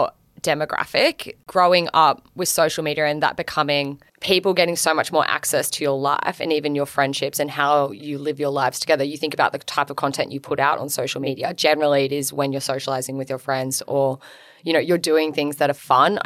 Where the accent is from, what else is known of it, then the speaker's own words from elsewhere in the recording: Gold Coast, Queensland, Australia; now in Melbourne, Australia; I'm from the Gold Coast originally, so I'm a beach girly